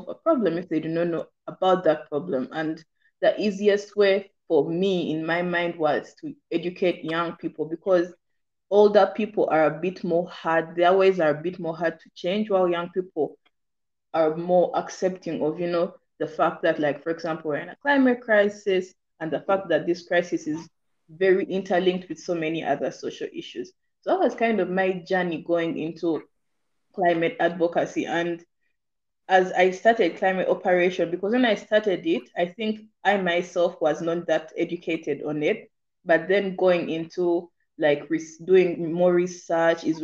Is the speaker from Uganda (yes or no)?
yes; Uganda; I'm from Uganda